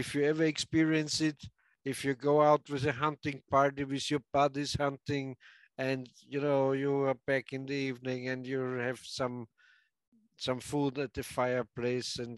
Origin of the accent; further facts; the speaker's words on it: Austria; I'm from Austria